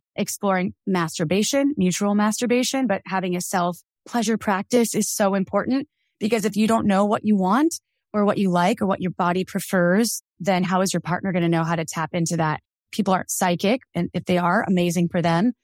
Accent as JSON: {"language": "English", "region": "Wisconsin", "country": "United States", "tie": "born or raised there", "said": "I grew up in Wisconsin"}